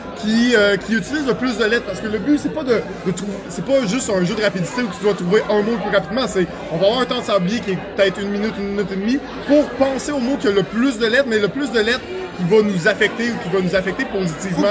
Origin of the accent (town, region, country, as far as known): Quebec, Canada